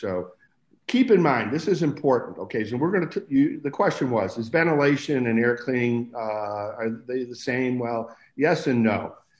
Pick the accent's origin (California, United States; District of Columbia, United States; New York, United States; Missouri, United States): New York, United States; Buffalo; moved away; I came out from Buffalo, New York in 1971. And I got a job at Lawrence Berkeley Lab